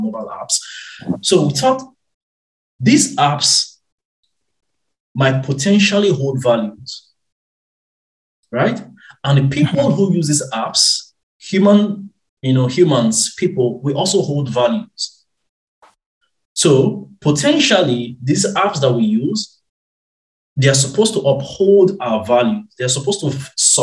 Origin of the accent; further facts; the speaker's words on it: Nigeria; moved away as an adult; born and raised in Nigeria